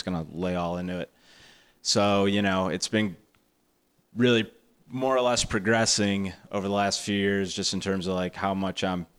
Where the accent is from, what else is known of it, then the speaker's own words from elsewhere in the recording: Evergreen Park, Illinois, United States; I'm technically from Evergreen Park. It's a very small little 3 mile by 3 mile box bordered by Chicago on three sides on the south side. It's where all the white people hide, basically.